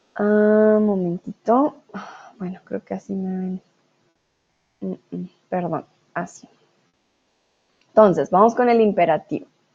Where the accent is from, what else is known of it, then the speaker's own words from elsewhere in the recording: Colombia; moved away as an adult; now in Germany; soy de Colombia. Ahora estoy en, eh, Alemania, en casa.